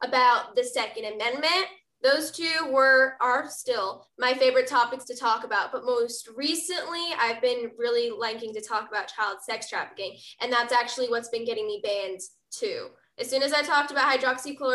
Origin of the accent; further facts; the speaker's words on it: Texas, United States; my home state of Texas